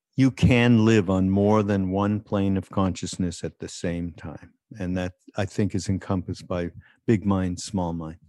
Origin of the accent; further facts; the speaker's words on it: Montreal, Quebec, Canada; I come from, uh, Montreal, so being Canadian